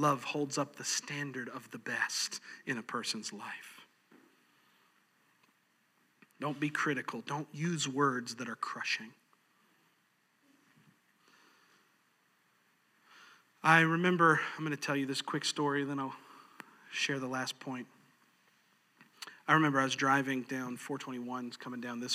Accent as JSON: {"language": "English", "region": "New York", "country": "United States", "moved": "yes", "said": "I'm from New York. All right, I'm an Italian. I'm from New York"}